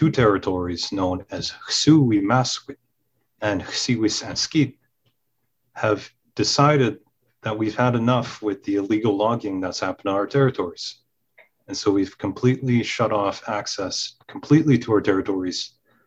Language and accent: English; Gitxsan Nation, British Columbia, Canada; I come from the Gixan Nation, from the Fireweed Clan